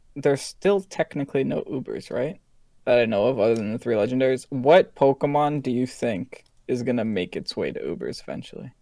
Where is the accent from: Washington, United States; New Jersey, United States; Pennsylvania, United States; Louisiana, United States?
New Jersey, United States; I'm from Jersey